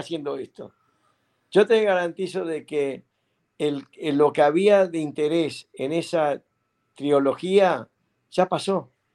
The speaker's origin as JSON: {"language": "Spanish", "country": "Uruguay", "moved": "yes", "lives_now": "United States", "said": "en mi país, en Uruguay"}